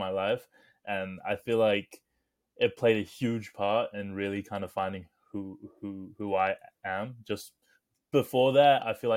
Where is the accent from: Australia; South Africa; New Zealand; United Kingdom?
New Zealand; Hamilton, Waikato; also born or lived in Cambridge, New Zealand / Palmerston North, New Zealand; So I grew up in Hamilton. I mean, I was in Cambridge at like a young age, which is just like outside of Hamilton.